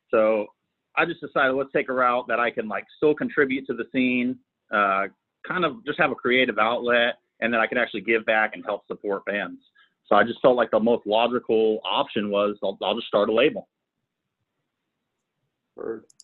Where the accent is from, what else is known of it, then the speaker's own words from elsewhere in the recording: Sacramento, California, United States; No, so I'm from Sacramento.